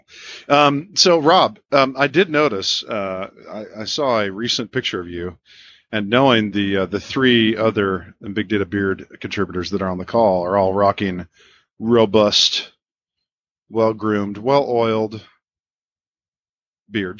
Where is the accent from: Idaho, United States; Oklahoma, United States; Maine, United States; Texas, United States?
Texas, United States; now in Birmingham, United States; I'm from Texas originally